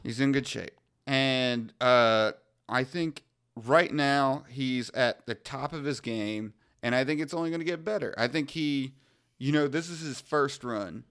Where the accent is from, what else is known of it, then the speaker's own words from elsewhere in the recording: Wantagh, New York, United States; I was born in Wantagh, Long Island